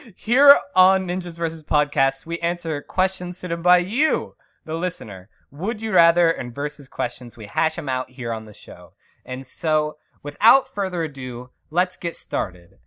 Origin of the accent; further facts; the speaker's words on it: Western Pennsylvania, United States; Born and raised in Western P